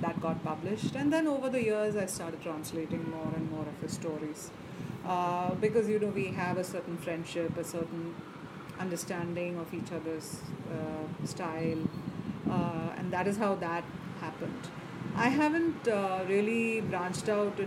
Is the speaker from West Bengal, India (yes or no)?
no; Chennai, Tamil Nadu, India; I grew up in Madras, born and raised there.